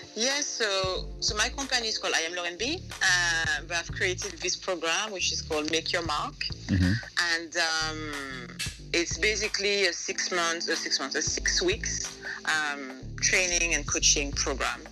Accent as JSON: {"language": "English", "country": "Martinique", "tie": "born or raised there", "also_born_or_lived": "Montpellier, France / Paris, France", "first_language": "French", "second_language": "English", "moved": "yes", "lives_now": "United Kingdom", "said": "So I grew up in Martinique, um, then I studied in France for mm-hmm. a bit, and then I came into UK for work"}